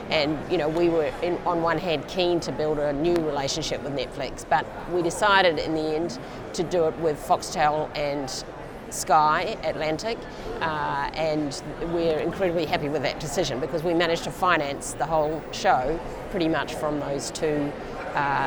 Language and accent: English; New Zealand; now in Australia; I'm from New Zealand originally